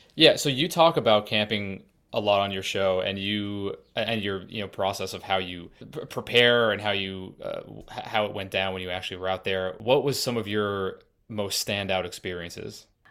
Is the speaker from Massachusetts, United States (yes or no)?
yes; Massachusetts, United States; also born or lived in Colorado; I'm from Massachusetts and currently in Massachusetts, but I spent, uh, the last year and a half in Colorado